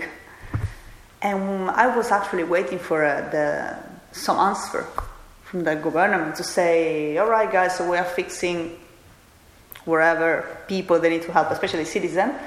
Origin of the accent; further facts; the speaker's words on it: Catania, Sicily, Italy; moved away as an adult; now in Australia; I'm from Catania